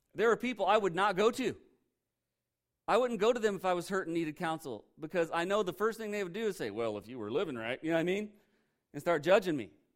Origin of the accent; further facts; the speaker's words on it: Indiana, United States; I'm from Indiana